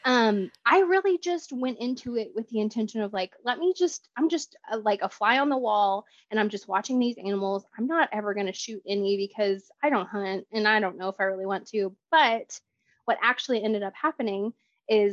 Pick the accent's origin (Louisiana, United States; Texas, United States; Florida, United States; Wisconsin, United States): Texas, United States; I am 32 and from Texas, born and raised, lived here my whole life.